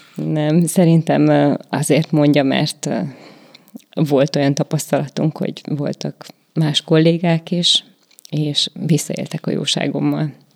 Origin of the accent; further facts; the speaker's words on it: Salonta, Bihor County, Romania; now in Békéscsaba, Hungary; nálunk ugye nagy szalontán az volt a divat